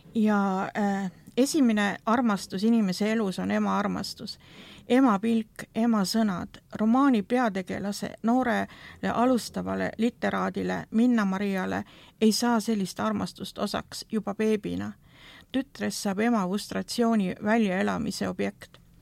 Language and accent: Estonian; Estonia; see ühiskond, kuhu minagi sündisin või see Nõukogude ühiskond